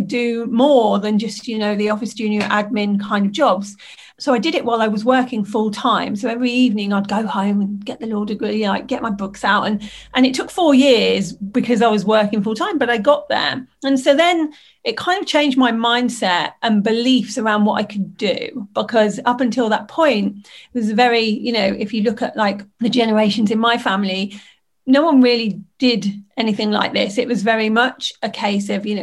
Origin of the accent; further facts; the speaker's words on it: Lincolnshire, East Midlands, United Kingdom; I grew up in Lincolnshire in the United Kingdom